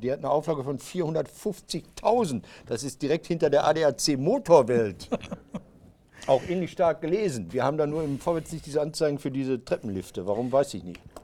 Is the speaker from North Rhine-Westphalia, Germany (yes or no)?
yes; Marl, North Rhine-Westphalia, Germany; ich bin in Marl groß geworden